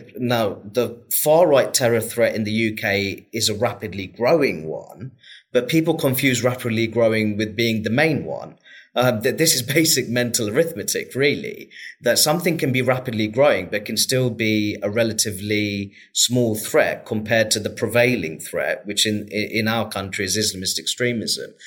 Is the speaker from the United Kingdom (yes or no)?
yes; Luton, East of England, United Kingdom; my experience of growing up in Luton and still living in Luton